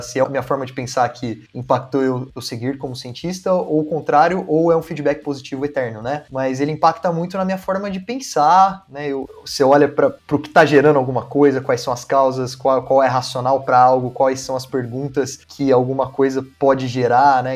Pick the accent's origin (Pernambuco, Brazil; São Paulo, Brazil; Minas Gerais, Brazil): São Paulo, Brazil; Campinas; aqui por Campinas, eu sou de Campinas